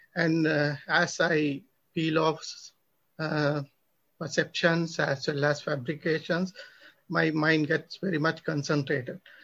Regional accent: Sri Lanka; I'm from Sri Lanka.

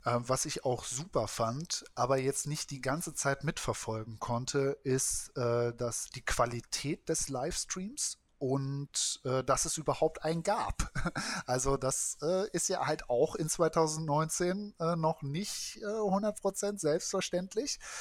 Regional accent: Kiel, Schleswig-Holstein, Germany; als Kieler

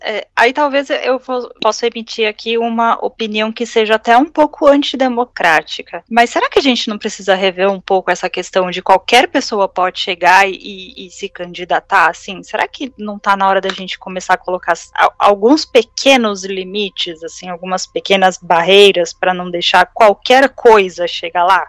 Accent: Brazil; ser brasileira

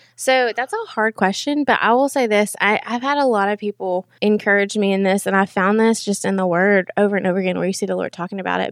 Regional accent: Knoxville, Tennessee, United States; I'm from Knoxville, went to Powell 'cause I'm a Powell girl, and then graduated from U T

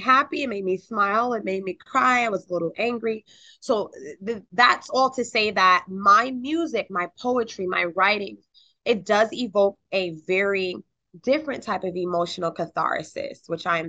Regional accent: North Carolina, United States; also born or lived in Albany, New York; I actually went to middle school, high school, and college in North Carolina

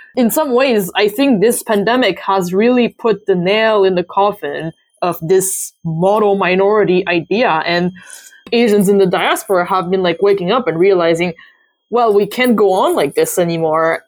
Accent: Canada; I'm Canadian

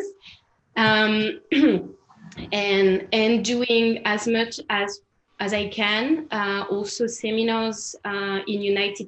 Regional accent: France; accent: French; English is a second language; also born or lived in Barcelona, Spain; now in Paris, France; I'm French.

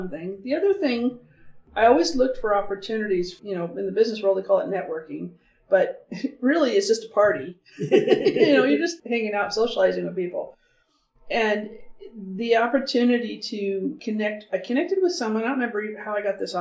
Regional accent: Canyonville, Oregon, United States; I grew up outside of Canyonville

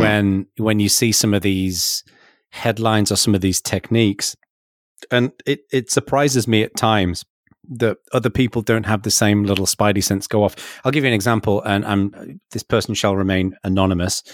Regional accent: England, United Kingdom; now in California, United States; I'm English

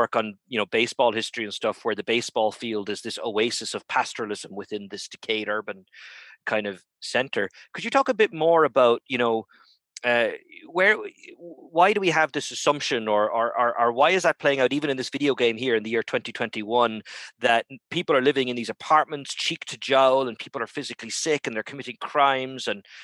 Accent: Ireland; moved away; also born or lived in Texas; I'm Irish originally

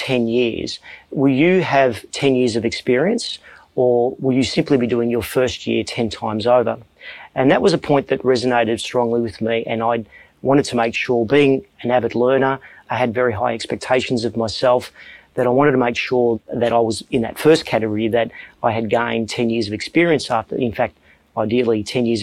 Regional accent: Melbourne, Victoria, Australia; I'm from Melbourne, Australia, and I lead a financial services company

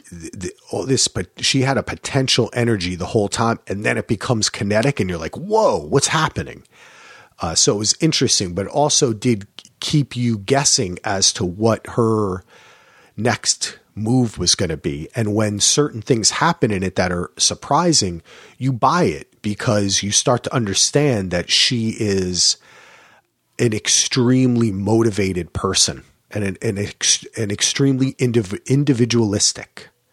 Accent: New Jersey, United States; accent: New Yorker; also born or lived in New York; now in Portland, United States; Growing up in Jersey and New York

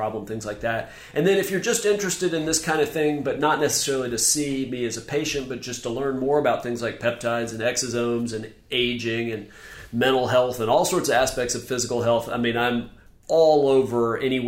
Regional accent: Memphis, Tennessee, United States; now in Charleston, United States; I'm from Memphis

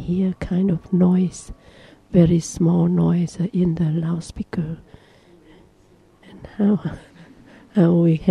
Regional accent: Thailand; I'm born in the Mapo trees family. I came from Thailand. I can sleep very well like I slept in Thailand.

